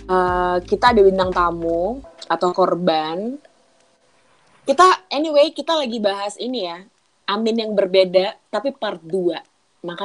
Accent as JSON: {"language": "Indonesian", "town": "Banjarmasin", "region": "South Kalimantan", "country": "Indonesia", "said": "Aku dari Banjarmasin kebetulan kita di kota yang berbeda yang berempat."}